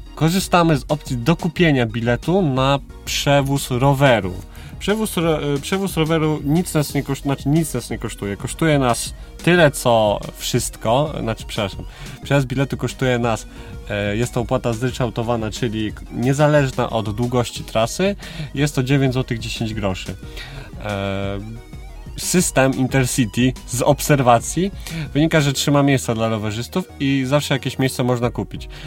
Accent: Biłgoraj, Lublin Voivodeship, Poland; moved away as an adult; also born or lived in Kraków; ja jestem z Biłgoraja, to są okolice e, Zamościa

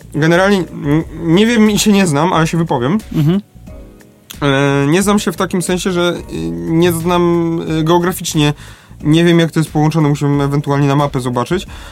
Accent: Lesser Poland, Poland; u nas w Małopolsce

